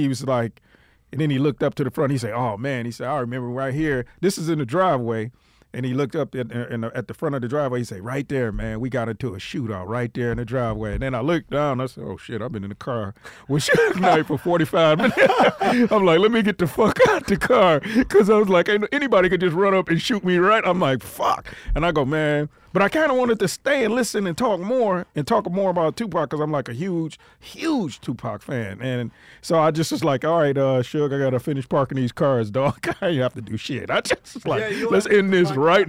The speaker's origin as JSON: {"language": "English", "town": "Detroit", "region": "Michigan", "country": "United States", "said": "I'm from Detroit"}